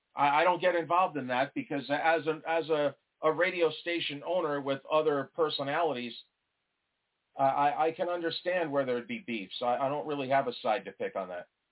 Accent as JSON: {"language": "English", "region": "New York", "country": "United States", "moved": "yes", "said": "I'm originally from New York"}